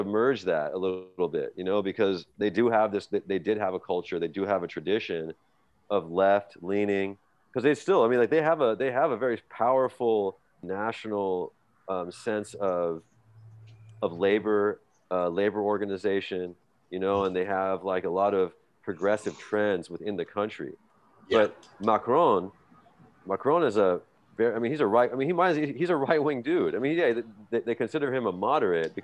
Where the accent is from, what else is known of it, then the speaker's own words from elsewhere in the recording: the Bay Area, California, United States; I grew up in the Bay